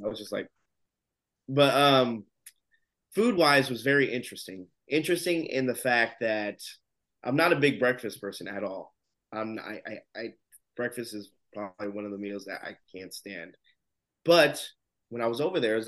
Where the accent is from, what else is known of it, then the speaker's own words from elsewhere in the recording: United States; As an American